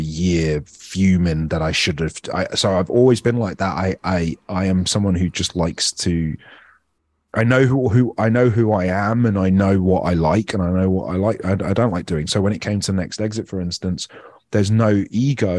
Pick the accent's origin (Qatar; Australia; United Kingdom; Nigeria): United Kingdom; moved away as an adult; now in United States; being Indian but being British